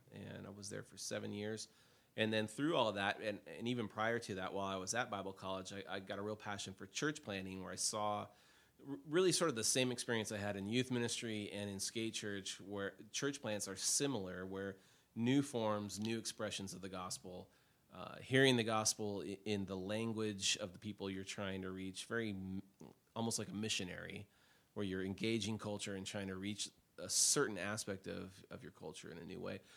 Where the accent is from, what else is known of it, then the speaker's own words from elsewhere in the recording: Portland, United States; I was born in Portland, June thirteenth.